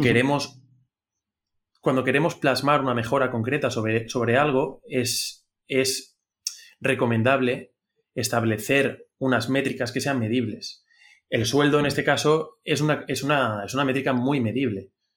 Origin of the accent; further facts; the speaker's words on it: Spain; somos, somos los tres españoles